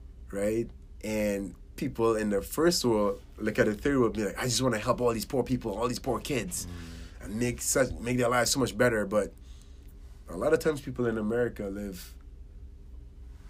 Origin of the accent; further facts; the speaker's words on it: Trinidad & Tobago; now in United States; I was born in Trinidad and Tobago, Caribbean island. And I grew up in a middle to lower class household